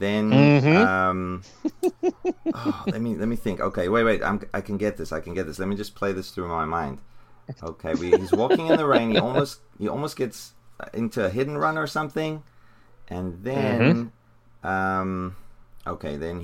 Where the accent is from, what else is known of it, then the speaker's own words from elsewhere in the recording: South Africa; I'm from South Africa